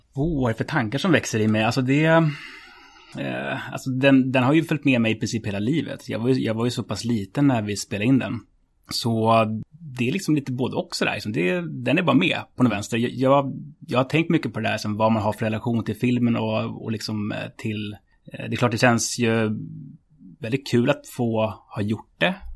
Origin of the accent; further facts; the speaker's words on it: Stockholm, Stockholm County, Sweden; Jag är uppväxt på Södermalm